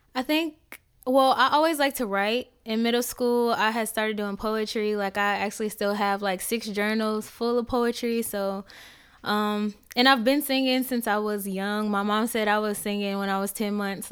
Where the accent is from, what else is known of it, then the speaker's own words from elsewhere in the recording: Indiana, United States; moved away as an adult; now in Atlanta, United States; where I'm from, I'm from Indiana. Um, a lot of the girls were getting pregnant before we even got out of high school